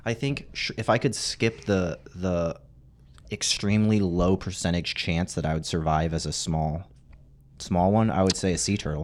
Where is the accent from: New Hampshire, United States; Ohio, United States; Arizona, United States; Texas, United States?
Arizona, United States; I grew up in Arizona